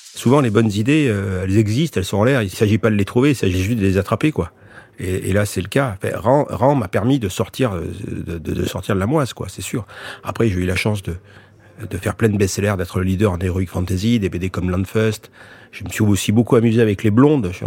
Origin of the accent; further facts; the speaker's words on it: France; je suis français, je suis content d'être français, d'être né en France